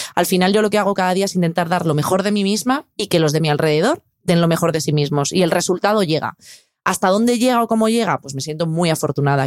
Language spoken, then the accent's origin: Spanish; Spain